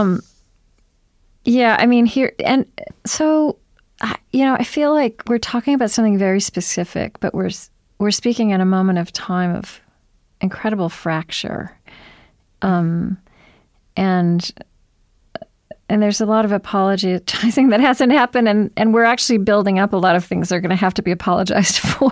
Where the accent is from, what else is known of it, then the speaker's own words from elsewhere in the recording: Oklahoma, United States; I grew up in Oklahoma